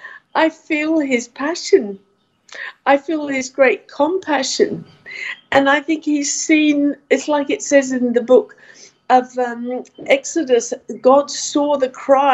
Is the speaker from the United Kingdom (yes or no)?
yes; United Kingdom; now in Australia; I come from Britain myself